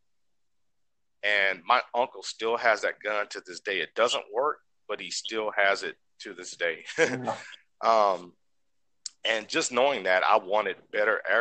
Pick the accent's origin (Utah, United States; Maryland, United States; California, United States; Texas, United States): Texas, United States; Houston; Growing up in Texas, I'm originally from Houston, Texas.